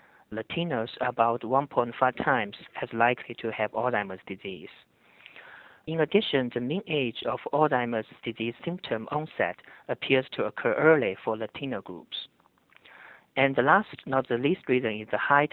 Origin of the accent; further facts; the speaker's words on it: China; moved away; As a gerontologist social work scholar growing up in China, a different culture